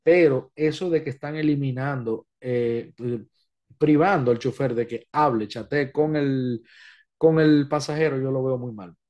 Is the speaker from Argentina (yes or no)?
no; Dominican Republic; en mi país